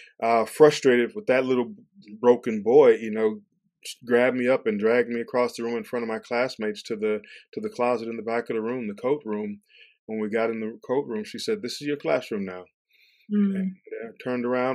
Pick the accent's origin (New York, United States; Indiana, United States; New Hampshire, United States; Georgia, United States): Georgia, United States; Atlanta; moved away as an adult; also born or lived in St. Louis, Missouri / Kentucky; I grew up in Atlanta, Georgia, and St. Louis, Missouri. So a lot of moving around, a lot of transition